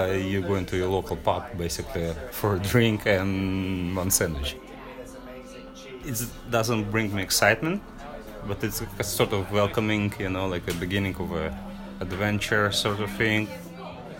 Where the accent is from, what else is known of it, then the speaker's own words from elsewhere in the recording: Russia; now in Queens, New York, United States; Originally, I'm from Russia